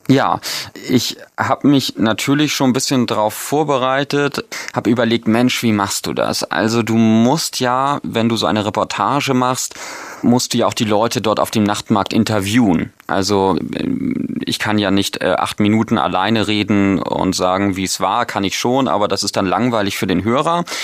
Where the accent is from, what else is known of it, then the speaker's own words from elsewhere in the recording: North Germany, Germany; also ich als Norddeutscher